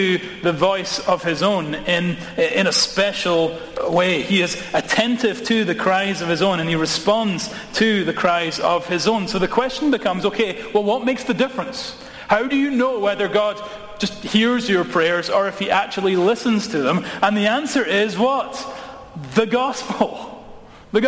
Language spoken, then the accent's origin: English; Edinburgh, Scotland, United Kingdom; I grew up in Edinburgh, which is a city